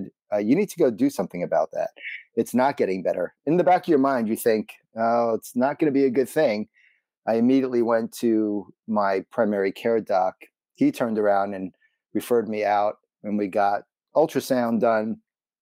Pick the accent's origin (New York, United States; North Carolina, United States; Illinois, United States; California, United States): New York, United States; New York City; growing up in Brooklyn